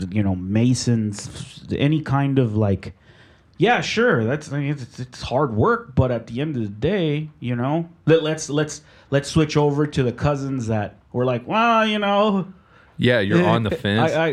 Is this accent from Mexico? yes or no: yes; Mexico; born there; in my culture, I I was born in Mexico.